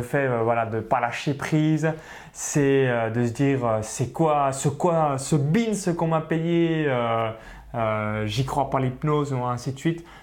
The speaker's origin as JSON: {"language": "French", "area": "small village near Chalon-sur-Saône", "region": "Bourgogne-Franche-Comté", "country": "France", "tie": "born or raised there", "said": "j'ai grandi dans un petit village au milieu euh, voilà, des vaches, donc à, moins de 85 habitants proche de Chalon-sur-Saône"}